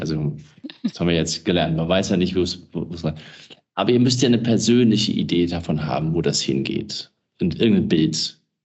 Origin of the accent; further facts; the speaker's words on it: Wiesbaden, Hesse, Germany; Wiesbaden finde ich ein schönes Beispiel, ist meine Heimatstadt